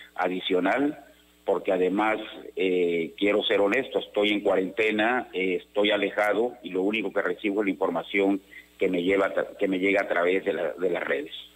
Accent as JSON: {"language": "Spanish", "region": "Tabasco", "country": "Mexico", "said": "soy tabasqueño y porque amo a Tabasco"}